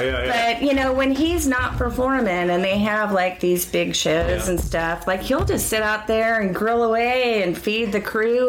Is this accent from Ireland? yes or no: yes; Ireland; I'm Irish, so, you know, we can talk about anything forever.